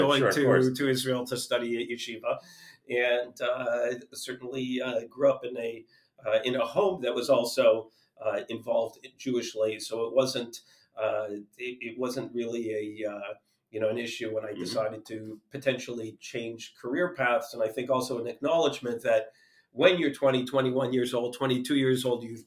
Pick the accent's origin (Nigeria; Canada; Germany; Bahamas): Canada; Toronto, Ontario; moved away as an adult; now in United States; I grew up in Toronto, Canada.